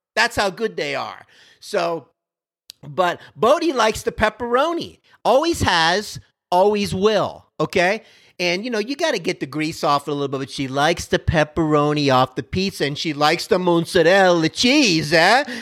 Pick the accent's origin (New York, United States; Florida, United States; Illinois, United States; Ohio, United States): Florida, United States; now in Texas, United States; I'm from Florida originally